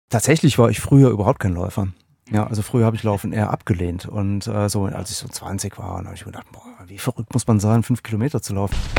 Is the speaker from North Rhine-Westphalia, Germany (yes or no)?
yes; Aachen, North Rhine-Westphalia, Germany; gebürtiger Aachener